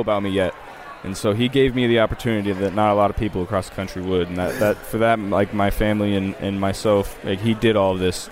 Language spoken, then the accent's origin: English; Ohio, United States; moved away as an adult; also born or lived in Louisiana; I was a Saints fan growing up because of Drew Brees growing up in Ohio